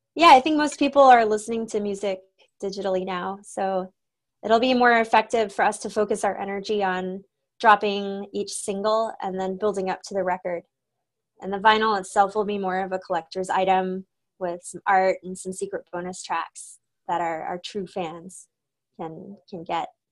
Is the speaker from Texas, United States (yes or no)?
yes; Austin, Texas, United States; I grew up in Austin